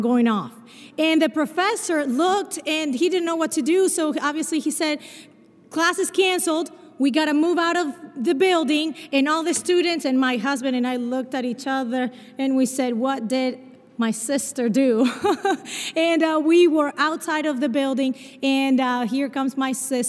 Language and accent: English; Argentina; accent: a mix of Spanish and Portuguese; English is a second language; moved away; also born or lived in Brazil; I was born in Brazil, but I grew up in Argentina. And so my accent is a mix of Spanish and Portuguese